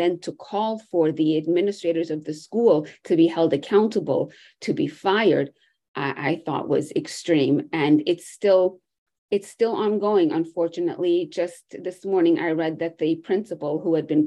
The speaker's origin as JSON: {"language": "English", "country": "United States", "tie": "born or raised there", "also_born_or_lived": "Jerusalem", "said": "my experience growing up in the United States, why my parents came to this country"}